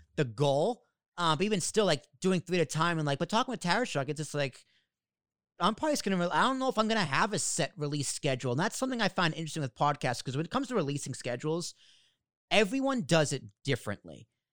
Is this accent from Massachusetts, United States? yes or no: yes; Boston, Massachusetts, United States; accent: New York Boston accent; moved away; also born or lived in Long Island, New York; I grew up in Boston. So, and my dad's from Jersey. So, I have a little bit of both of the New York